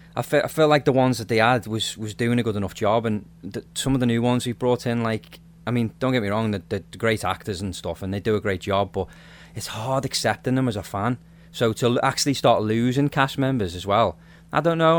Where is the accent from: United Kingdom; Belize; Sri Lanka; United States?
United Kingdom; Liverpool, North West England; now in Nova Scotia, Canada; I'm not from Nova Scotia, but I'm I live here now. Obviously, I'm I'm originally from Liverpool, uh, UK.